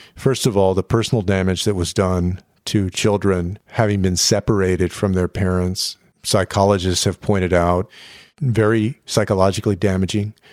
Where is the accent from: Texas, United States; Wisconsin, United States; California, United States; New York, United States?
Texas, United States; San Antonio; my hometown